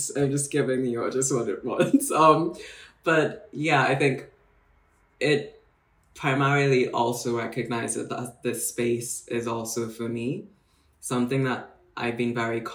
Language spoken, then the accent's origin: English; Nairobi, Kenya; moved away as an adult; also born or lived in Bristol; now in London, United Kingdom; So I'm Kenyan, born and raised in Nairobi most of my life. Only moved to the UK circa 2014 to read law, relatively young